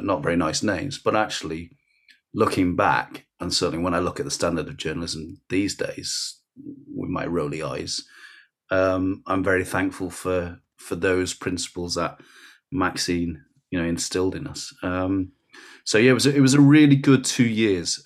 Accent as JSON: {"language": "English", "town": "Rochdale", "region": "North West England", "country": "United Kingdom", "tie": "born or raised there", "also_born_or_lived": "Warrington", "said": "grew up in Rochdale"}